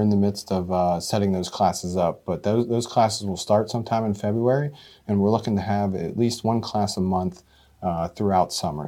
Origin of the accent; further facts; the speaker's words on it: Mercer County, Pennsylvania, United States; also born or lived in Butler County, Pennsylvania; now in Butler, United States; I'm originally from Mercer County